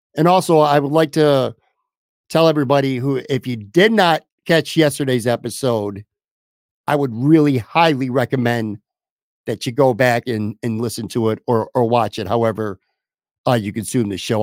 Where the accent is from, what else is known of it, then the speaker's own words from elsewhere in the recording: Buffalo, New York, United States; moved away as an adult; also born or lived in Florida; I moved from Buffalo, spent my whole life there